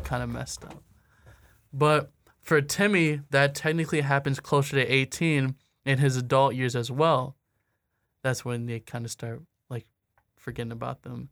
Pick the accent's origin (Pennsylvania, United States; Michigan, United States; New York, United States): Michigan, United States; Anchor Bay; I'm from Anchor Bay